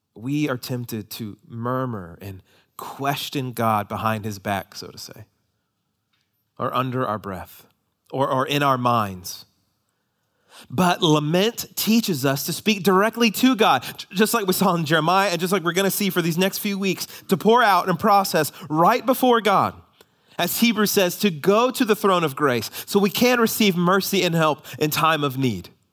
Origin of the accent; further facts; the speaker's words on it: United States; we as American Christians